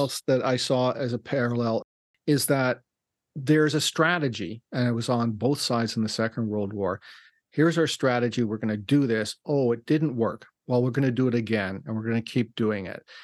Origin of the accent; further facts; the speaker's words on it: Winnipeg, Manitoba, Canada; I was born in Winnipeg